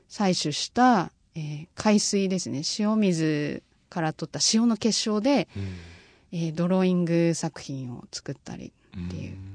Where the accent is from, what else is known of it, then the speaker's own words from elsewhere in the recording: Fukuoka, Japan; moved away; also born or lived in London; 自分のその出身地である福岡